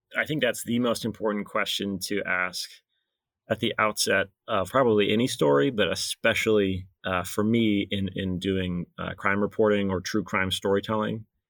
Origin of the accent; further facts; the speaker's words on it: Alabama, United States; moved away as an adult; now in New Hampshire, United States; I grew up in Alabama